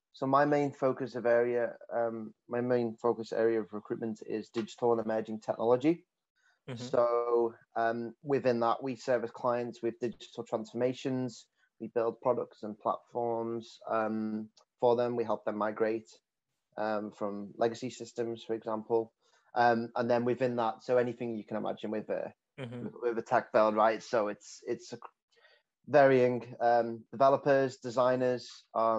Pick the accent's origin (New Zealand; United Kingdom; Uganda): United Kingdom; the north of England; accent: northern English; moved away as an adult; now in Melbourne, Australia; I'm quite heavily accented coming from the north of England.